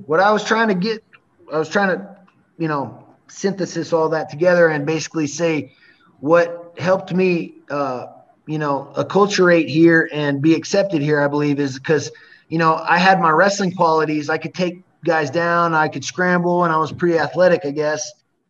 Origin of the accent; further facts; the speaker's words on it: United States; now in Brasilia, Brazil; See, because I'm American here, you know what I mean? Like in Brazil, in the States, I don't have much of a, you know, an accent or anything. I pass for an American fine.